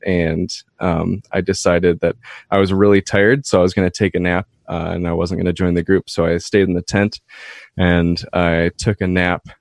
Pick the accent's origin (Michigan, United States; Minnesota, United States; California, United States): Minnesota, United States; Minneapolis–Saint Paul; moved away as an adult; now in Duluth, United States; I grew up in the Twin Cities, uh, Minnesota.